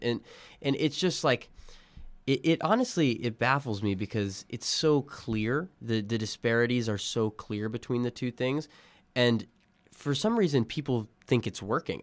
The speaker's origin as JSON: {"language": "English", "region": "Illinois", "country": "United States", "tie": "born or raised there", "said": "I was born in Illinois"}